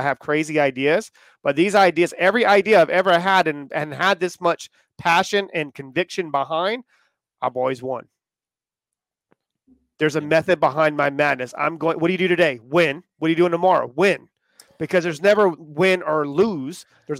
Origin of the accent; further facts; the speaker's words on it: Indiana, United States; I'm from Indiana.